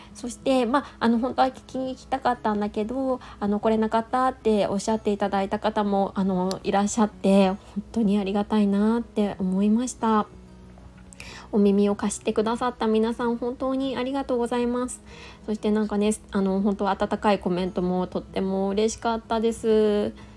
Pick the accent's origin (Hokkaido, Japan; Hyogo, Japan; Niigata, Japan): Niigata, Japan; moved away; 新潟出身なんですけど